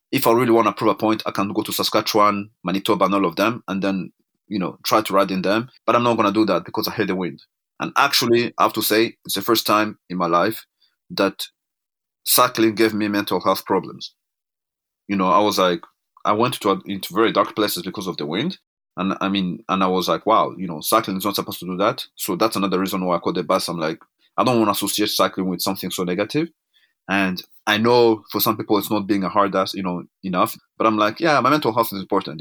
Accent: Rwanda; now in Canada; I'm African born. I was born in Rwanda in nineteen seventy-nine.

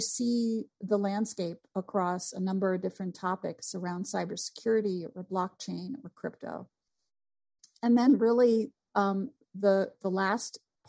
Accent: Vermont, United States; moved away as an adult; also born or lived in St. Louis, Missouri; I came from Vermont

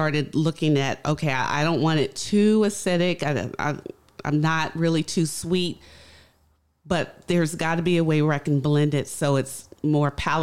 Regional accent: Richmond, Virginia, United States; moved away as an adult; also born or lived in Indiana / New York; now in Baltimore, United States; originally I am born in Indiana and I grew up in Richmond, Virginia.

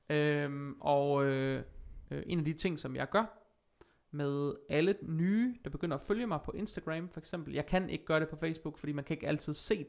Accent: Vejle, Southern Denmark, Denmark; also born or lived in Sønderborg / Aarhus; jeg er vokset op i Vejle faktisk. Øh, nu bor jeg tilbage i Vejle

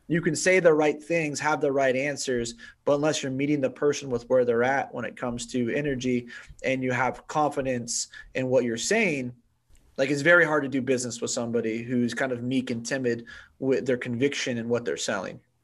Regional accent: Bay Area, California, United States; I grew up in the Bay Area

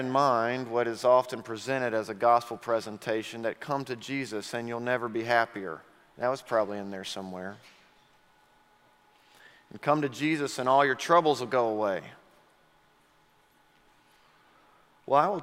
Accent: Auburn, Alabama, United States; growing up in Auburn, Alabama

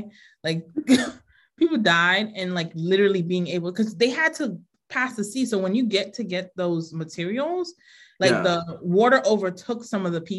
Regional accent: Florida, United States; now in Waltham, United States; I grew up in Florida

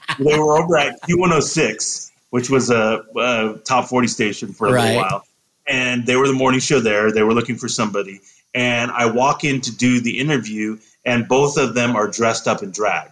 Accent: Gilroy, California, United States; moved away as an adult; also born or lived in Rochester / Dallas; now in San Diego, United States; I come from a small town, Gilroy, California. The garlic capital of the world

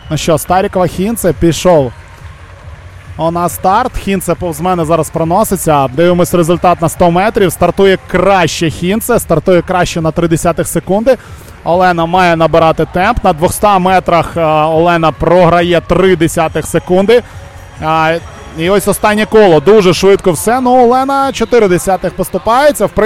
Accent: Volyn Oblast, Ukraine; Саша, представниця моєї рідної Волині.

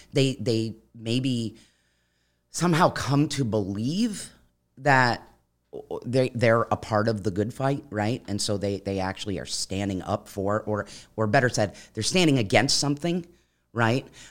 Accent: Midwest, United States; now in Florida, United States; I'm originally from the Midwest, which is where I had the most exposure to guns growing up, um, in, in rural areas especially

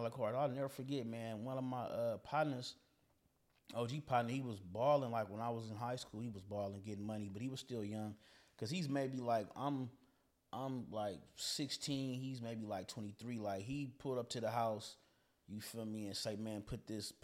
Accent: Oakland, California, United States; also born or lived in Vallejo, California; I lived in Oakland until I was 12, and I moved to Vallejo

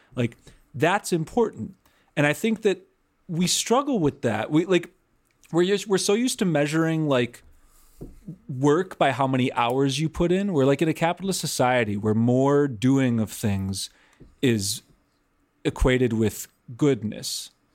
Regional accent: Milwaukee, Wisconsin, United States; I grew up in Wisconsin

